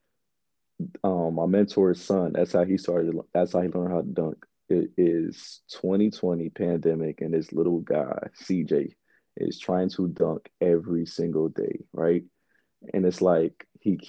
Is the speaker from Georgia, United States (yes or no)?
yes; Atlanta, Georgia, United States; also born or lived in Bronx, New York; We moved to from the Bronx to Atlanta in 2003, my second grade year